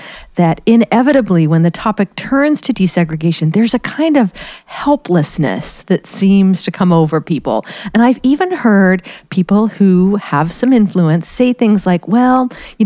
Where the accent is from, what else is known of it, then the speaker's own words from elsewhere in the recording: Springfield, United States; moved away as an adult; now in Boston, United States; my hometown